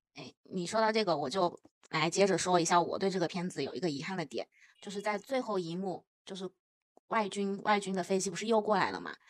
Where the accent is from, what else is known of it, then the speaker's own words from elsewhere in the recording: China; 作为一个中国人